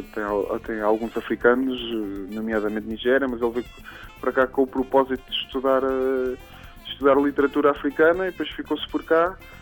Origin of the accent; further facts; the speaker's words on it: Pontével, Santarém District, Portugal; onde vivi, onde cresci, na zona do, do Cartaz. Eh, uma pequena aldeia chamada Pontevel